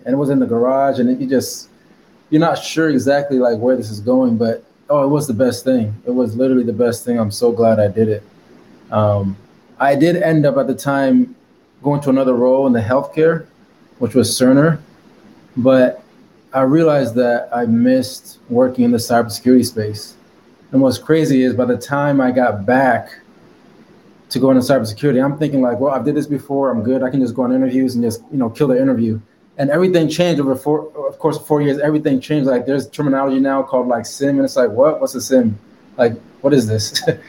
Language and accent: English; Stamford, Connecticut, United States; now in Dallas, United States; But I'm originally from Stamford, Connecticut, East Coast, New York City area. But I'm actually Haitian, but born in the States.